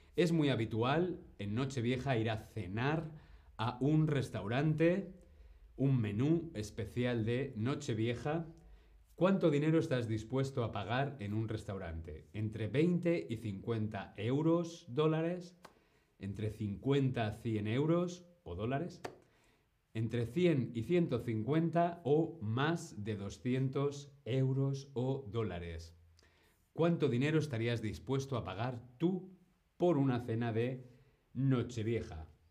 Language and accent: Spanish; Madrid, Community of Madrid, Spain; now in Berlin, Germany; yo soy de Madrid, de España, pero yo vivo aquí en Berlín